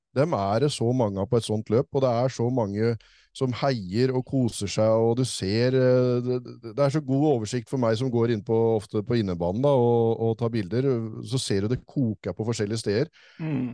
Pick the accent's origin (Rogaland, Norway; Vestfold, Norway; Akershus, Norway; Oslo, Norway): Vestfold, Norway; Tønsberg; moved away; det var helt absurd å være på å se … hjemme i Tønsberg